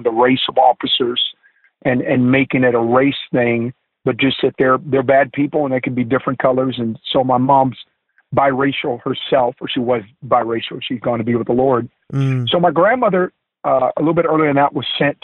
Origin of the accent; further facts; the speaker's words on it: Oakland, California, United States; also born or lived in Stockton, California; in the Bay Area, growing up in Oakland